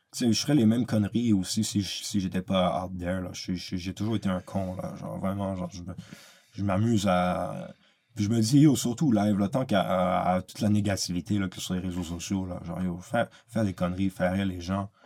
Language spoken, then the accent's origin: French; Quebec, Canada; je suis un Québécois